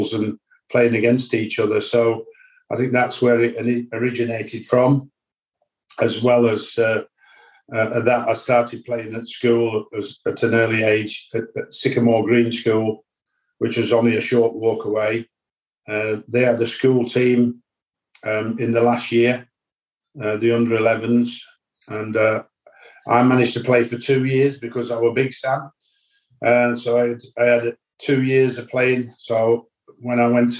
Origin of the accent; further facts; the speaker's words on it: Dudley, West Midlands, United Kingdom; I'm from Dudley